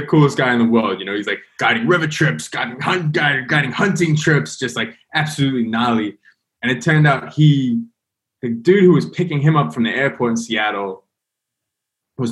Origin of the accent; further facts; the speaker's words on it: London, United Kingdom; I'm from London